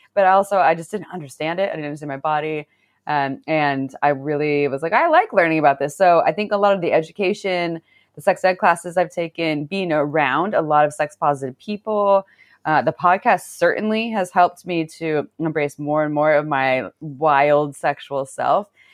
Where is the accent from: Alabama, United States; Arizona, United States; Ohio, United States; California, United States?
California, United States; Santa Cruz; I grew up in Santa Cruz